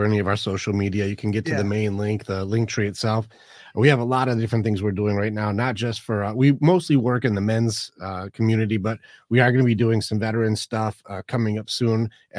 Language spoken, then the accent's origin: English; Detroit, Michigan, United States; No, I'm from Detroit, but it's semi irrelevant.